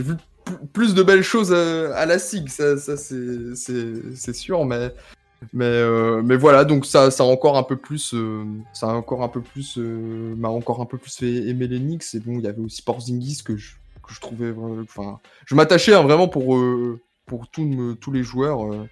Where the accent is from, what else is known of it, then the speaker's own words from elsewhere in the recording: Strasbourg, Grand Est, France; j'étais de Strasbourg